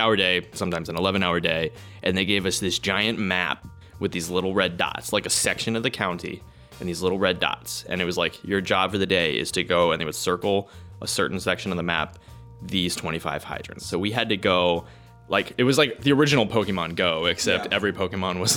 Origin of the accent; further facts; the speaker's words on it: D.C., Virginia, United States; I am from Virginia, right outside of Washington, D.C.